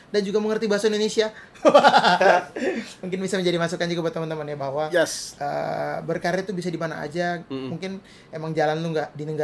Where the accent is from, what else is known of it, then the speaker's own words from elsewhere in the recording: Brunei; mungkin karena gue orang Brunei kali ya